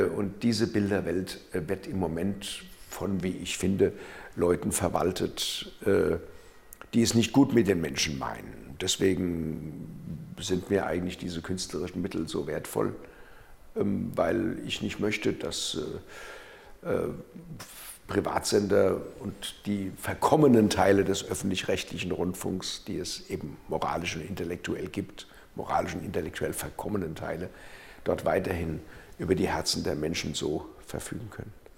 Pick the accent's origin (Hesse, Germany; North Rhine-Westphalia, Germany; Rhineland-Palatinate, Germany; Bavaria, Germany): Hesse, Germany; Frankfurt; Ich bin Frankfurt geboren und habe mein Hessenland lieb. Meine Heimat ist